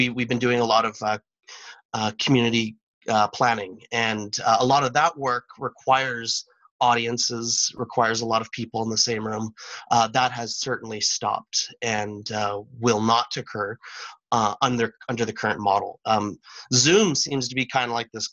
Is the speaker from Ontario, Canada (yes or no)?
no; Teslin, Yukon, Canada; now in Whitehorse, Canada; I'm from Teslin, so I was born and raised in Teslin, Yukon, which is about 180 kilometers south of Whitehorse